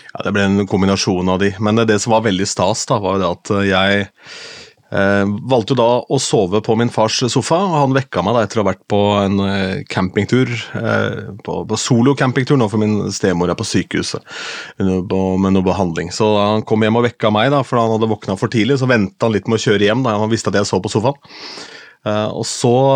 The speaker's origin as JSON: {"language": "Norwegian", "town": "Askim", "region": "Østfold", "country": "Norway", "tie": "born or raised there", "moved": "yes", "said": "hjemme i Askim"}